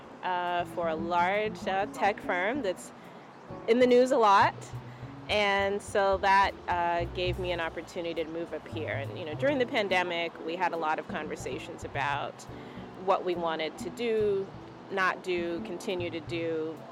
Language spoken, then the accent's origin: English; South Carolina, United States; also born or lived in Zimbabwe (family) / Atlanta / Miami / Washington, D.C.; now in Portland, United States; I grew up in South Carolina, lived in Atlanta, Miami, D.C., and am now living in Portland, Maine